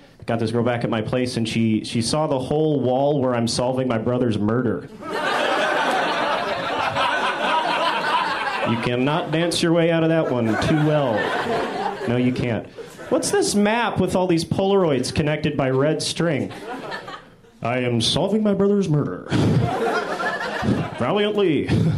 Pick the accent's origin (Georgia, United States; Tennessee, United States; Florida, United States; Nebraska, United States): Tennessee, United States; Nashville; now in Los Angeles, United States; I'm from Nashville, Tennessee